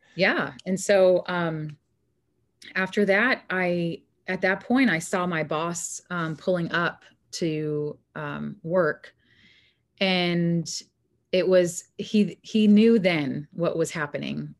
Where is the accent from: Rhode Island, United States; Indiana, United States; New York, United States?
New York, United States; moved away as an adult; also born or lived in Arizona; I'm originally from New York and moved to Arizona when I was a young adult, about eighteen, nineteen